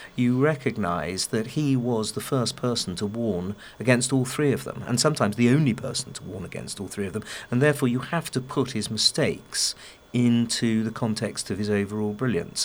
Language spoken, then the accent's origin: English; England, United Kingdom; I, as an Englishman